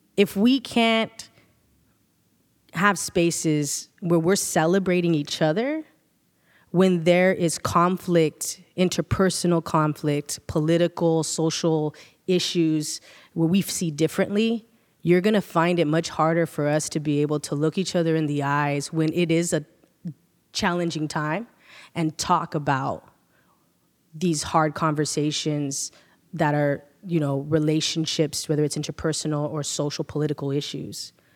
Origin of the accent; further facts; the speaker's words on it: Sanger, California, United States; we're straight up from Sanger, from the countryside, the sticks